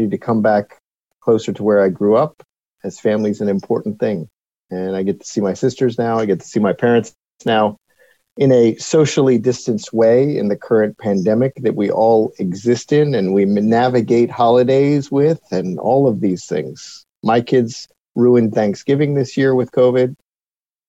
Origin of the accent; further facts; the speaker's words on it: Bryn Mawr, Pennsylvania, United States; now in Wilmington, United States; I was born in Bryn Mawr, Pennsylvania, not too far from here, up the road, and the suburbs of Philadelphia.